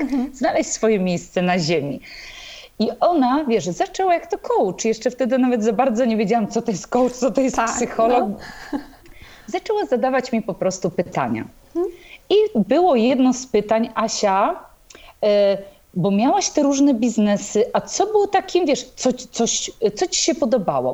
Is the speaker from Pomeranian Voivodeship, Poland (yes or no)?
yes; Tricity, Pomeranian Voivodeship, Poland; w Trójmieście bo jestem z Trójmiasta